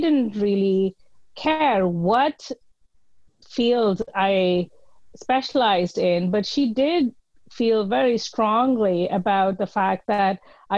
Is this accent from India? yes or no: yes; India; Yes. I grew up in the Indian Army, and I was strongly influenced by my parents and what was familiar to me.